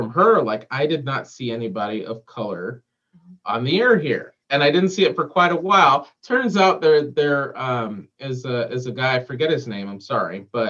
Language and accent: English; Southern California, United States; moved away as an adult; also born or lived in New York; now in Green Bay, United States; because we don't have that in SoCal.